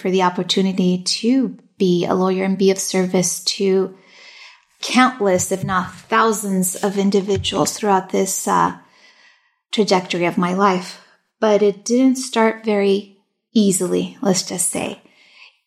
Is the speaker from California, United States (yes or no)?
yes; Long Beach, California, United States; first language Spanish; English is a second language; also born or lived in Fountain Valley, California; I was actually born here in Long Beach, California. So I'm a true Angelina through and through. And, you know, I did not speak English until I got to kindergarten